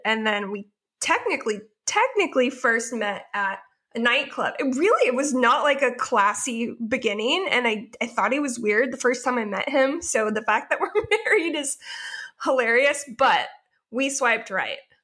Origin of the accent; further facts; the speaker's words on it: Portland, Oregon, United States; moved away as an adult; now in Southern California, United States; I live in Southern California currently, although I am from the Portland, Oregon area